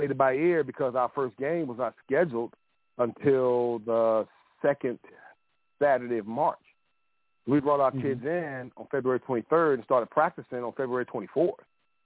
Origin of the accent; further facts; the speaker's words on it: Plymouth, North Carolina, United States; I'm from Eastern North Carolina. I went to Plymouth High School, Plymouth, North Carolina, a little small 1A high school